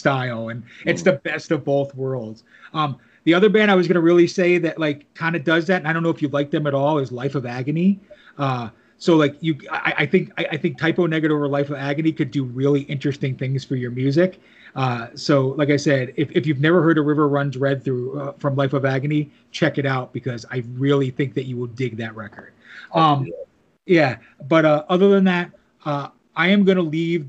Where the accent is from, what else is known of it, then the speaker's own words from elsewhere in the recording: New Jersey, United States; also born or lived in New York area; I grew up in New Jersey, lived in the New York area